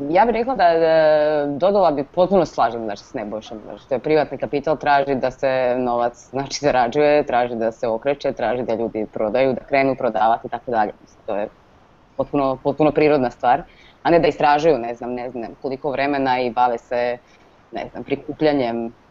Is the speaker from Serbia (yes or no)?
no; Croatia; kod nas u Hrvatskoj